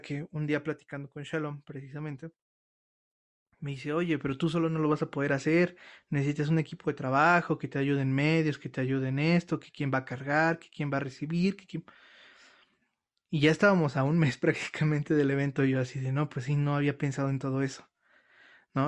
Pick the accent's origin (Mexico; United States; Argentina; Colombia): Mexico; nosotros como mexicanos